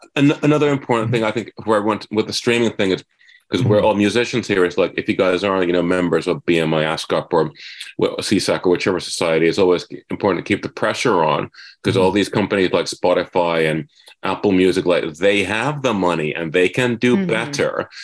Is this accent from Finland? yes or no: yes; Finland; moved away as an adult; now in Los Angeles, United States; I'm originally from Finland